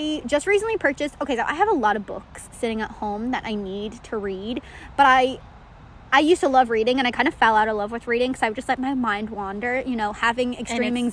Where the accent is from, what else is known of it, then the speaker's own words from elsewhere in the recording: Ireland; moved away; I'm from Ireland